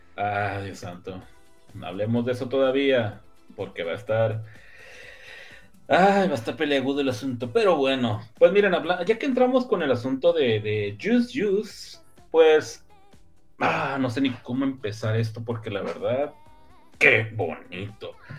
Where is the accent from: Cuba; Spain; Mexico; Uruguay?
Mexico; northern Mexico; Mi norteño este, interior y exterior